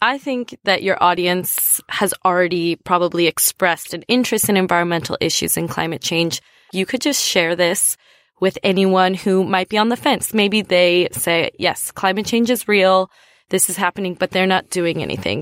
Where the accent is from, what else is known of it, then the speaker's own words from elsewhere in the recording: United States; now in Australia; I'm from the United States.